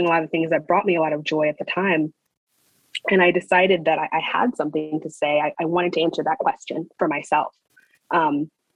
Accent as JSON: {"language": "English", "town": "Baltimore", "region": "Maryland", "country": "United States", "tie": "born or raised there", "also_born_or_lived": "Owings Mills, Maryland / New York", "said": "I'm Baltimore born and raised. I was born in Sinai Hospital, actually. And I grew up in Baltimore County in Owings Mills"}